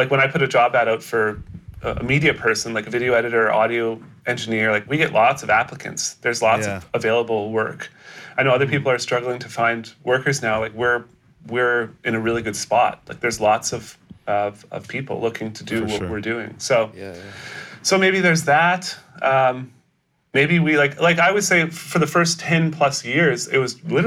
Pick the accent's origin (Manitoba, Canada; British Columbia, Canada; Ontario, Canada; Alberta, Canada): British Columbia, Canada; I'm born in Canada. Born in Canada.